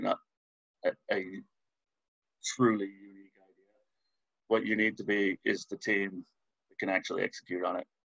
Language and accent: English; Canada; moved away as an adult; also born or lived in Chicago, United States; now in London, United Kingdom; I'm originally Canadian. I haven't lived in Canada for 15 years or more